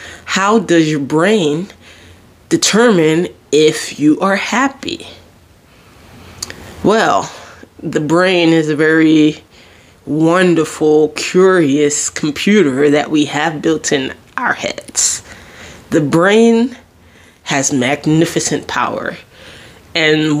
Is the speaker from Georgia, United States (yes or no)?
no; Jersey Shore, New Jersey, United States; I'm from the Jersey Shore